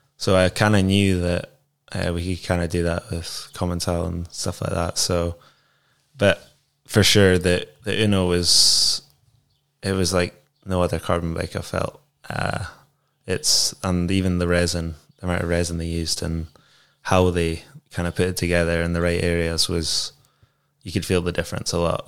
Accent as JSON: {"language": "English", "region": "Scotland", "country": "United Kingdom", "said": "we're Scottish"}